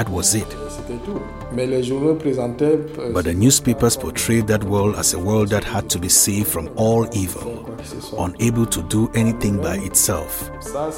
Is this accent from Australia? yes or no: no; Fada N'Gourma, Est, Burkina Faso; a stone's throw away from Fada Ngoma, my hometown